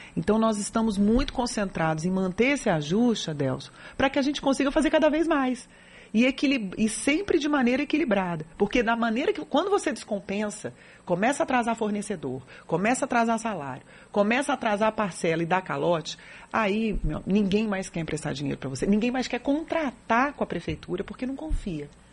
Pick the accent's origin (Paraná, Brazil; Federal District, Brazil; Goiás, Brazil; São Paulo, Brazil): Federal District, Brazil; Brasília; now in Salvador, Brazil; eu não sou daqui, eu sou natural de Brasília